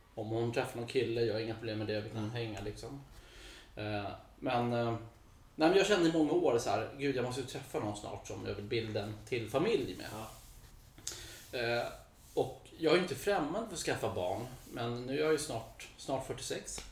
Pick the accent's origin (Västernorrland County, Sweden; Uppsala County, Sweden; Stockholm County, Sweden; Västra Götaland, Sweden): Stockholm County, Sweden; Botkyrka; also born or lived in United States / Copenhagen, Denmark; Jag är uppvuxen i, eh, i Hallunda, Norsborg.